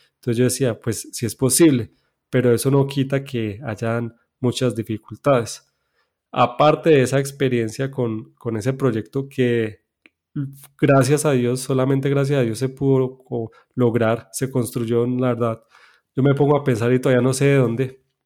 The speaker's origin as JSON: {"language": "Spanish", "town": "Medellín", "region": "Antioquia", "country": "Colombia", "tie": "born or raised there", "said": "yo nací en Medellín, en Colombia. Soy hijo de padres adventistas. Eh, allí me crié"}